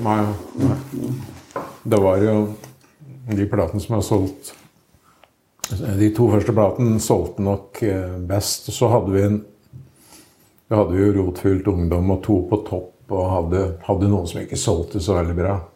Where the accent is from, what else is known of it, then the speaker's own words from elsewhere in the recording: Toten, Innlandet, Norway; also born or lived in Trøndelag; Så jeg kom hit for 52 år siden, så jeg er jo egentlig totning.